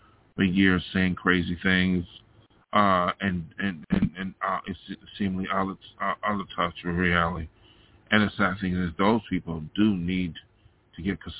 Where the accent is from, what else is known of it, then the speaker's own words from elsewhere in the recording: New York, United States; moved away as an adult; now in Los Angeles, United States; I came out here from my hometown of New York State to be an artist